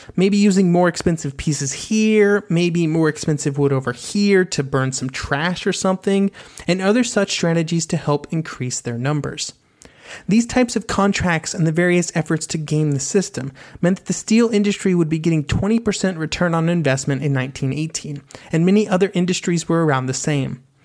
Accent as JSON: {"language": "English", "country": "United States", "said": "As an American"}